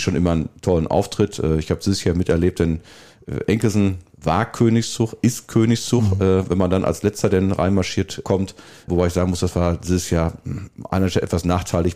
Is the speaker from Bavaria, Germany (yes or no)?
no; Niederbörde, North Rhine-Westphalia, Germany; also born or lived in Lohne (Bad Sassendorf); now in Bad Sassendorf, Germany; ich komme ja gebürtig aus der Niederbörde